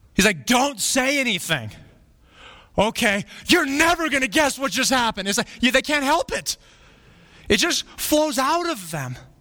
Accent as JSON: {"language": "English", "town": "Flagstaff", "region": "Arizona", "country": "United States", "tie": "born or raised there", "said": "I grew up in Flagstaff"}